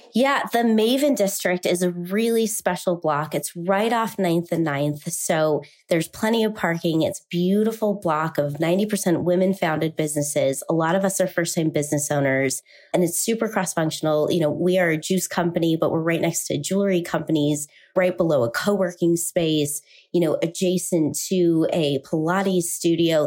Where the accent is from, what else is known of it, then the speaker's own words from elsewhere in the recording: Salt Lake City, Utah, United States; I grew up here, and I was born and raised in Salt Lake City